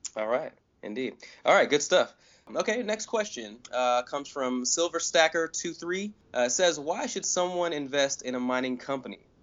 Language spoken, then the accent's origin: English; Nuremberg, Bavaria, Germany; now in United States; I was born in Nuremberg, Germany